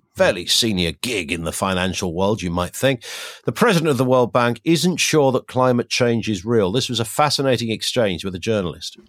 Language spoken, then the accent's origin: English; Kent, South East England, United Kingdom; when I was a kid, 'cause I grew up in Kent